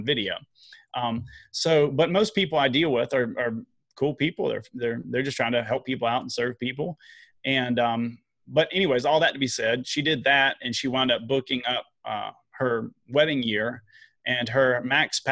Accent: the South, United States; I'm from the South

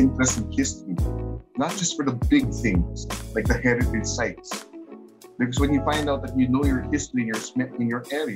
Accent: Quezon City, Metro Manila, Philippines; also born or lived in Baguio / Puerto Princesa / Cordilleras; I'm a Manila bred, born and bred in Quezon City

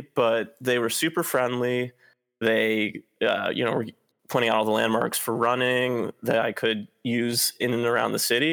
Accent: Cleveland, Ohio, United States; moved away as an adult; now in Seattle, United States; I'm from Cleveland, which is part of the Midwest

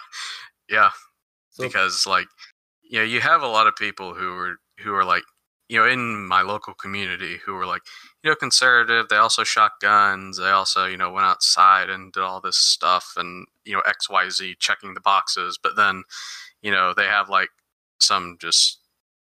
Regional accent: United States; I was born and raised in the United States

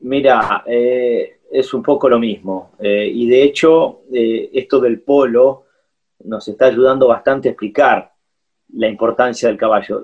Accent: Argentina; also born or lived in Curitiba, Brazil; Nos sentimos siempre argentinos, tenemos documentos argentinos

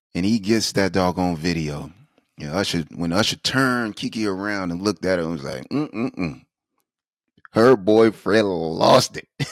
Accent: South Carolina, United States; Born and raised in South Carolina

